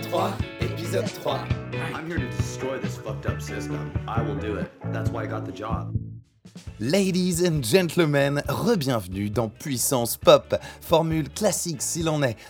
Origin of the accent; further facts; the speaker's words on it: France; chez nous en France